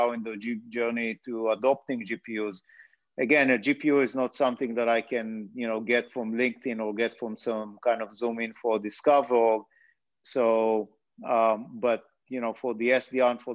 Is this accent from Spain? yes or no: no; Israel; moved away as an adult; now in United States; As you might have guessed based on the accent, I'm originally from Israel.